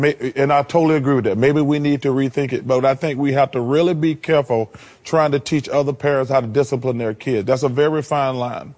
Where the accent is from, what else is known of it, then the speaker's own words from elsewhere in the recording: the South, United States; I'm from the South.